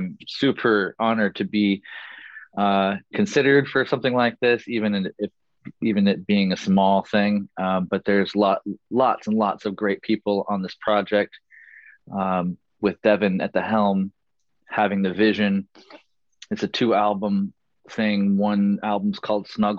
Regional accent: Chico, California, United States; moved away as an adult; also born or lived in Los Angeles / San Francisco; I ended up moving back to my hometown of Chico, hometown area, Chico, Corning, Redding, Red Bluff, Orland, Oroville, all Northern California. It's all my hometown, basically

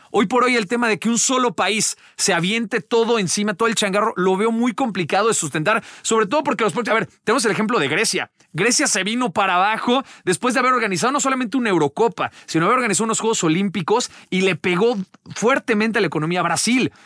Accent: Mexico; como mexicanos

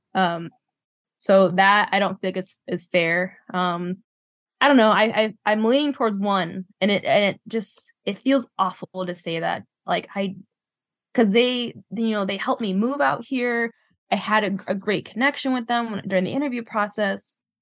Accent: Southwest, United States; moved away as an adult; now in Minnesota, United States; I moved from the Southwest, lived in the Southwest my whole life, and I moved to the Midwest, uh, to Minnesota

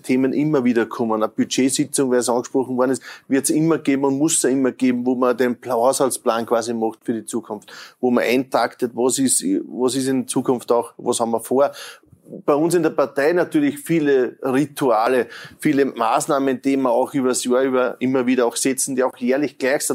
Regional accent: Lower Austria, Austria; bei uns ja. in Niederösterreich

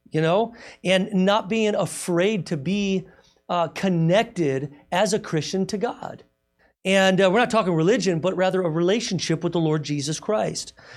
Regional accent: United States; I'm American.

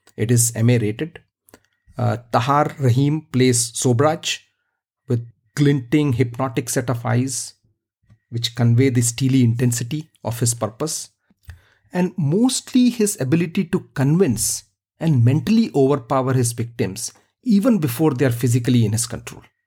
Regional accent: India; I grew up in India

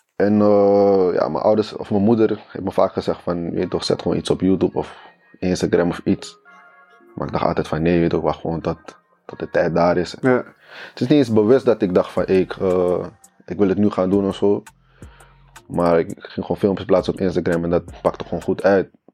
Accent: Haarlem, North Holland, Netherlands; also born or lived in Friesland; ja ik kom uit Haarlem. Of tenminste Haarlem-Noord. En ik ben daar niet geboren, ik ben geboren in Friesland.

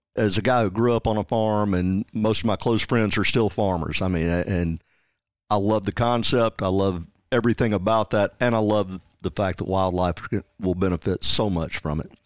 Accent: Jackson, Tennessee, United States; also born or lived in Parsons, Tennessee; I'm from Jackson, Tennessee. That, that's my hometown

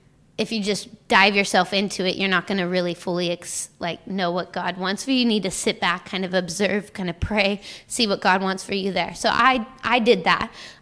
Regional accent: Washington, United States; moved away as an adult; now in Kentucky, United States; because I moved from Washington to Kentucky to go to school, you know, so, you know, being in a place away from home, you kind of have to make yourself home.

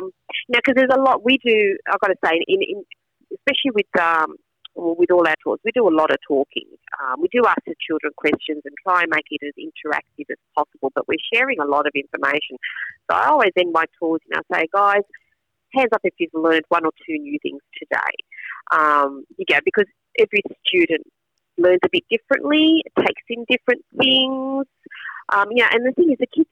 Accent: Australia; I was born here in Australia, but very connected to my Italian culture

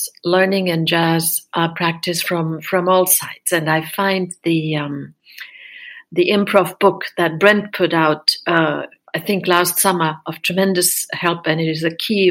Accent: Berlin, Germany; I'm from Berlin, Germany

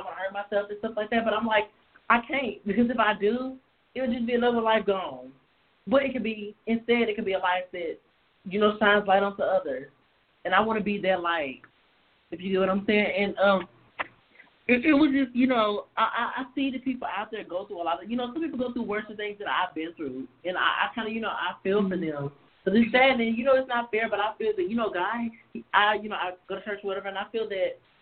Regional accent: Nashville, Tennessee, United States; I was born in Nashville, Tennessee

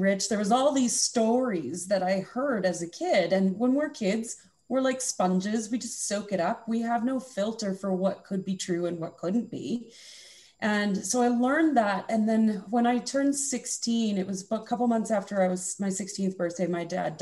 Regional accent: Alberta, Canada; also born or lived in Okanagan, British Columbia; now in West Kelowna, Canada; The Okanagan in British Columbia has always been my home since I grew up in Alberta

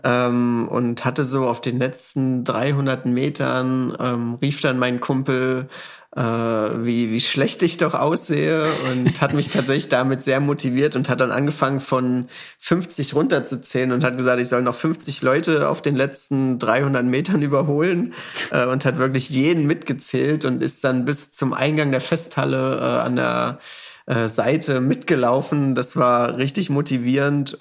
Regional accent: Saxony-Anhalt, Germany; hier bei uns in Sachsen-Anhalt

